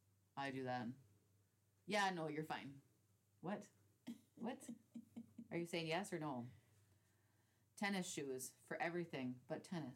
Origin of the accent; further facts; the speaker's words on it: United States; now in United Kingdom; No, because we're American.